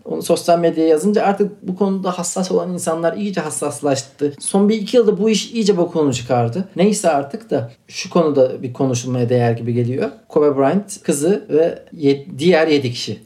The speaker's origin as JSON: {"language": "Turkish", "town": "Akçadağ", "region": "Malatya", "country": "Turkey", "said": "Malatyalıyım ben, Akçadağlıyım"}